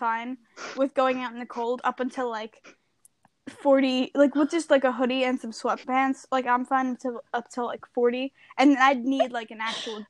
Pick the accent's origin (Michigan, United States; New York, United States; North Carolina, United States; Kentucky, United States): New York, United States; I'm born and raised in New York.